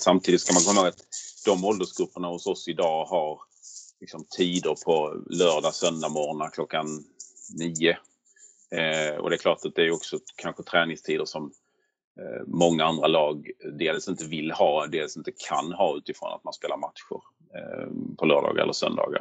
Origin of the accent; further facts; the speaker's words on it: Skåne, Sweden; accent: Scanian (skånska); jag inte kan härma med min skånska